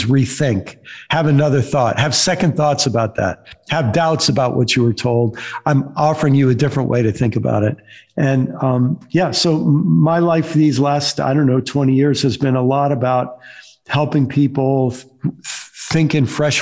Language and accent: English; upstate New York, United States; also born or lived in Illinois / Maryland; now in Florida, United States; I was born in upstate New York, lived most of my life in Maryland, and for the last 14 years have lived in Florida. But most of my growing up was in New York and a short time in Illinois and then in Maryland